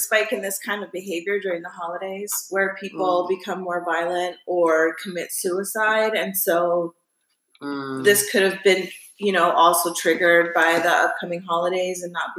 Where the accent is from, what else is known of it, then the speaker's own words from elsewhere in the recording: Chicago, Illinois, United States; I'm from Chicago.